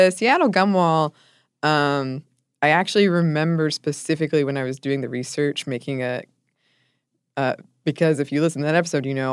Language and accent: English; Ireland; also born or lived in Belgium; While I've lived in Ireland since I was four years old, I'm not Irish, but Belgian. For my entire childhood, we would spend the holiday season staying with my grandparents in Belgium.